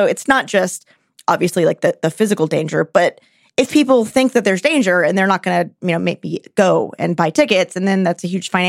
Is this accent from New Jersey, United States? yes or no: no; Texas, United States; And I'm from Texas and I'm pro-gun and I don't like the gun sports.